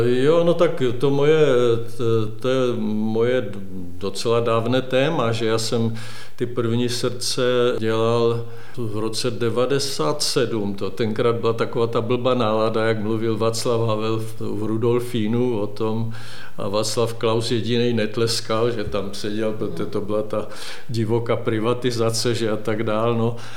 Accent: Hradec nad Moravicí, Moravian-Silesian Region, Czechia; moved away; also born or lived in Opava; kde jsem se narodil v Hradci, to je 8 km Hradec nad Moravicí

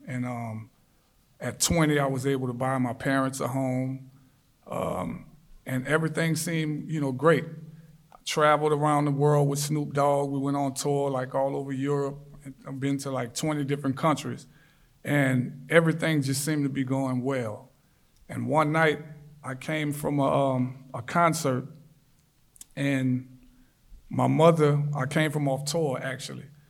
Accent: New Orleans, Louisiana, United States; I grew up in New Orleans, born and raised

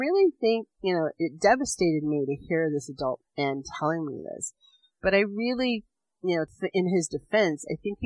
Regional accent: Hoopa, California, United States; I grew up on Hoopa and went to school there and lived my entire life with the premise that I would never leave

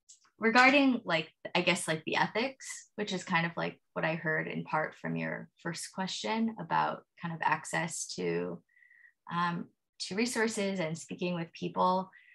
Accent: United States; I am an American.

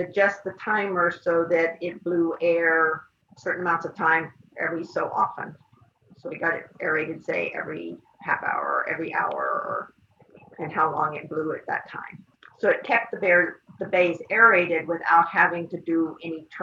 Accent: New Mexico, United States; moved away; also born or lived in Washington; as a kid growing up in New Mexico

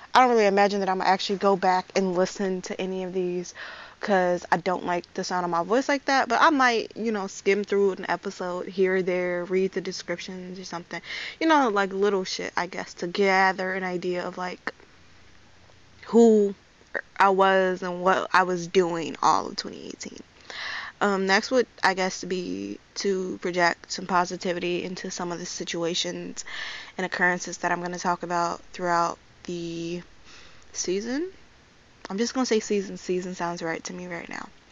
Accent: Chicago, Illinois, United States; I am 20 years old and I'm from Chicago

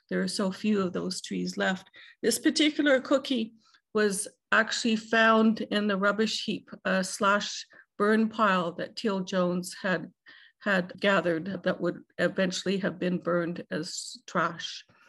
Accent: Canada; as a Canadian citizen

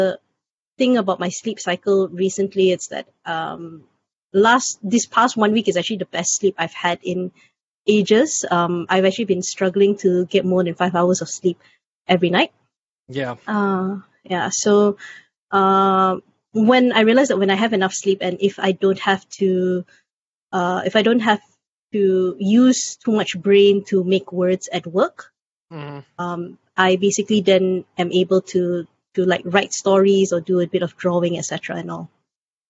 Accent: Selangor, Malaysia; in my state, my home state of Selangor

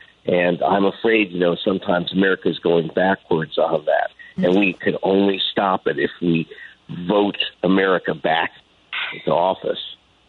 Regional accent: Los Angeles, California, United States; I grew up here in Los Angeles before food stamps

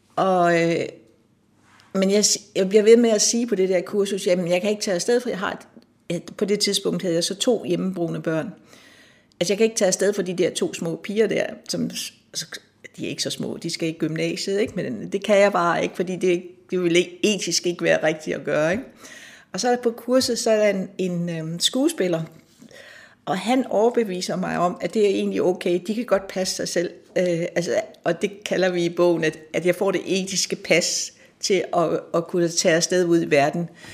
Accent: Nakskov, Zealand, Denmark; moved away as an adult; also born or lived in Copenhagen; now in Allerød, Denmark; jeg kommer fra Nakskov, og min far han var landsretsoverfører i Nakskov, og vi boede i en lejlighed midt inde i byen

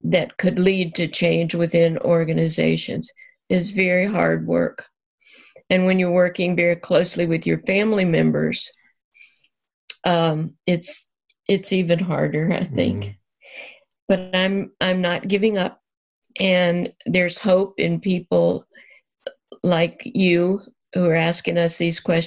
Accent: Deep South, United States; moved away; I was born and raised in the Deep South

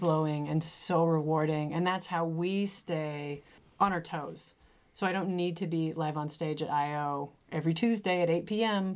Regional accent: Moline, Illinois, United States; moved away; I'm from Moline, Illinois

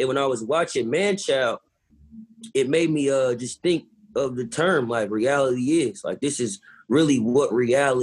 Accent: West Coast, United States; I'm from the West Coast

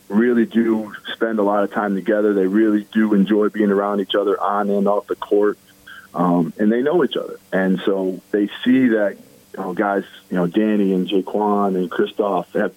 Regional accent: Miami, Florida, United States; now in Potsdam, United States; I was born in Miami, Florida.

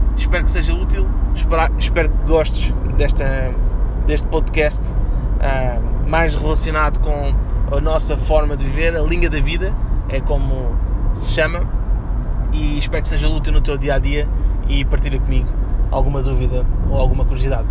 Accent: Portugal; nós, enquanto portugueses

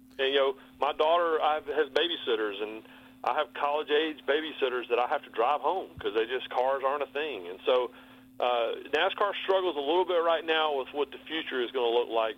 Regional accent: Rockingham, North Carolina, United States; moved away as an adult; also born or lived in Bristol, Connecticut; He was from Alabama and I was from North Carolina. And when they found out I was from Rockingham

